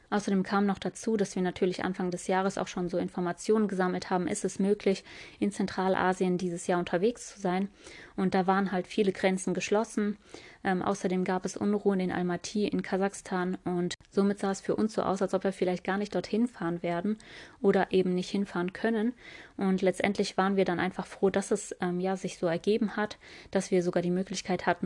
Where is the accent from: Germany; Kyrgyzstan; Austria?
Kyrgyzstan; Tokmok, Chuy Region; born there; Heute erzähle ich euch ähm, über meine Geburtsstadt Tokmak, wie es bei uns ja, dort gelaufen ist, was wir da eigentlich gemacht haben.